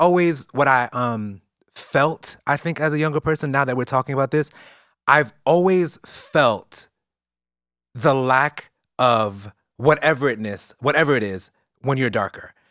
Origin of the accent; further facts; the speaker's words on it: New York City, New York, United States; I grew up in East New York